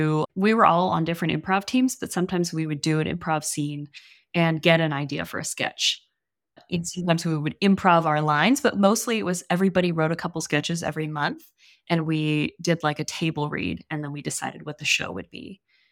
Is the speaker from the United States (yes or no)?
yes; New Orleans, Louisiana, United States; now in Austin, United States; I live in Austin right now, but I'm from New Orleans.